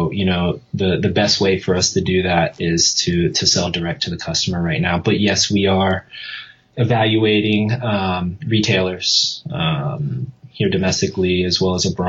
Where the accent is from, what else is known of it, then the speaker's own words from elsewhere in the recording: Columbus, Ohio, United States; moved away as an adult; now in San Diego, United States; I'm from Columbus originally, you know, and I moved out here to San Diego to go to school and really follow my dream to work in the motorcycle industry. So I would love the chance to go back to my hometown